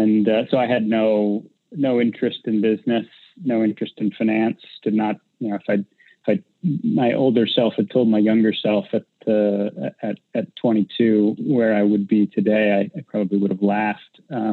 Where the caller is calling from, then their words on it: San Francisco, California, United States; I'm at my home office in San Francisco.